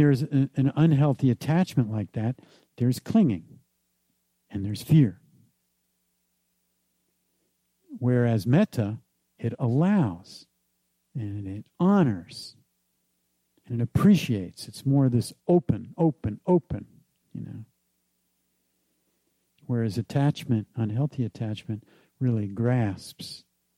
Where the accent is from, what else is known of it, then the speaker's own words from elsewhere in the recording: New Jersey, United States; the kind of economic and subculture experience that I grew up with in New Jersey